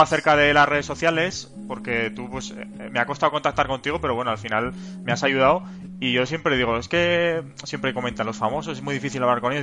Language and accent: Spanish; Zaragoza, Aragon, Spain; Yo soy del Zaragoza, aquí como mi ciudad.